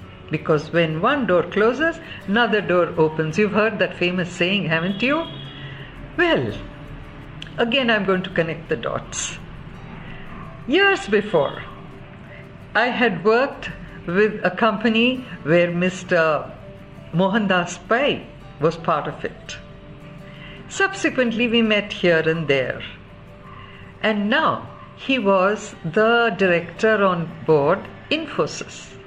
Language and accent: English; Mysore, Karnataka, India; moved away; I grew up in Mysore, and after nearly 40 odd years, I had to go back there.